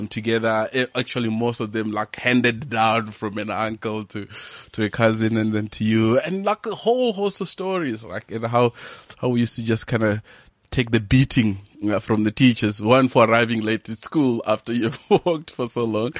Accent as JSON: {"language": "English", "area": "Venda", "region": "Limpopo", "country": "South Africa", "tie": "born or raised there", "moved": "yes", "said": "I'm from Venda up in Limpopo, and I grew up in a village there called Habegwa"}